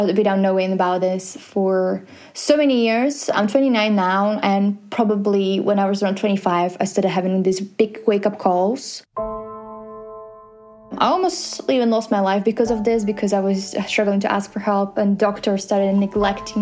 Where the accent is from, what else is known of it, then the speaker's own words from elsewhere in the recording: Slovakia; we're both from Slovakia